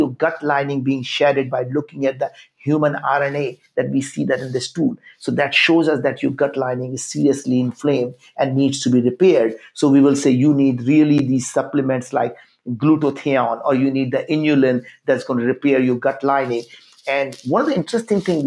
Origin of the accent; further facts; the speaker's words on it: India; English is a second language; moved away as an adult; I grew up in India